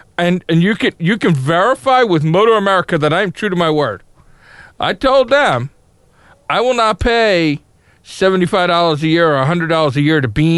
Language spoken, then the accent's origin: English; United States; I'm an American.